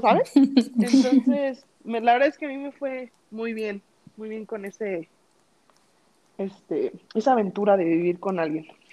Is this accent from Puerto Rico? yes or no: no; Mexico; moved away; somos mexicanos